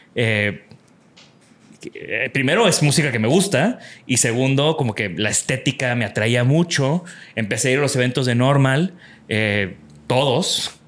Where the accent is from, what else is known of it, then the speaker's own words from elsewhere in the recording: Tampico, Tamaulipas, Mexico; moved away; yo vengo de Tampico